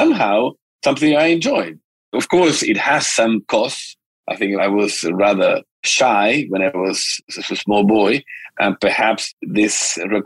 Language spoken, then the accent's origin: English; Santiago, Santiago Metropolitan Region, Chile; I was born in Santiago, Chile, back in 1959